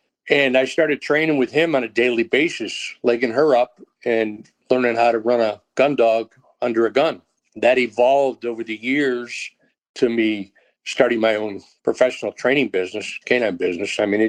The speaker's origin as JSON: {"language": "English", "region": "New York", "country": "United States", "tie": "born or raised there", "moved": "yes", "lives_now": "Texas, United States", "said": "I'm going to call Texas my from place, because I moved to Texas back in 84 and never went back from upstate New York, never went back."}